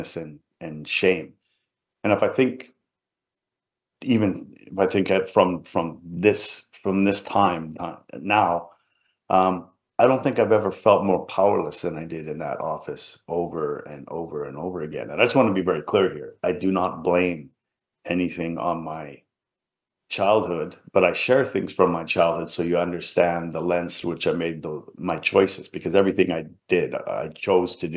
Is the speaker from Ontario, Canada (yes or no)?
no; Vancouver, British Columbia, Canada; also born or lived in England; I grew up in an immigrant family in Vancouver, British Columbia